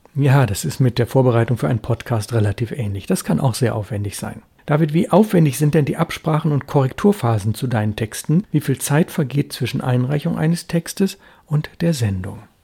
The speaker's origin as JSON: {"language": "German", "town": "Bonn", "region": "North Rhine-Westphalia", "country": "Germany", "tie": "born or raised there", "moved": "yes", "said": "meine Heimatstadt Bonn"}